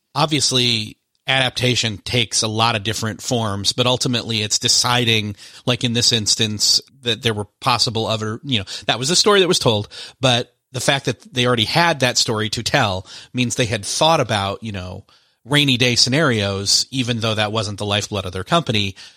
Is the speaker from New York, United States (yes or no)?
yes; Rochester, New York, United States; moved away; My hometown is actually Rochester, New York, where Kodak is headquartered